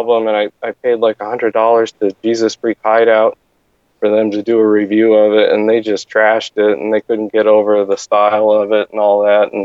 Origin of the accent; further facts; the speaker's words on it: Pennsylvania, United States; now in Phoenix, United States; I grew up in Pennsylvania, and we've had snowstorms that have been over 4 feet of snow.